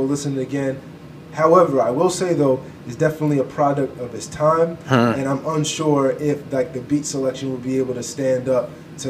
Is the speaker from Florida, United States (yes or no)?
no; Virginia, United States; I'm from Virginia, where ain't shit